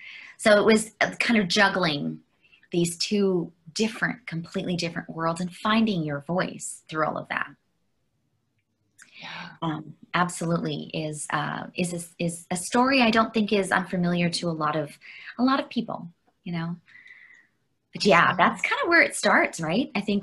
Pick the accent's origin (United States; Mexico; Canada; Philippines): Canada; Vancouver, British Columbia; also born or lived in Toronto / northern Alberta; So we moved from Toronto up to northern Alberta, where we lived in the tundra for, you know, a long number of years as a young person. And so we were pretty isolated up there as a small town. And then eventually we ended up in Vancouver, where I did all my schooling